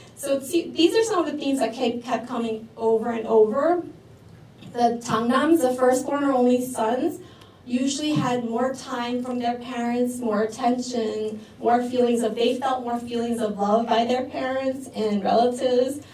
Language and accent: English; New York City, New York, United States; also born or lived in New Jersey; now in Queens, New York City, United States; the ones I grew up with in New York City